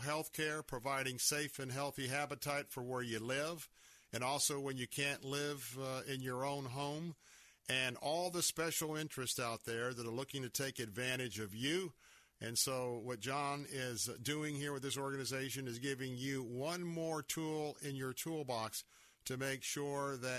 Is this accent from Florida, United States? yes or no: yes; Florida, United States; I was born and raised here in Florida